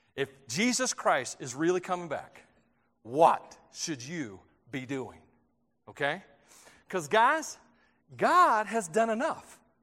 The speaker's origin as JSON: {"language": "English", "region": "Tennessee", "country": "United States", "tie": "born or raised there", "moved": "yes", "said": "I grew up in Tennessee"}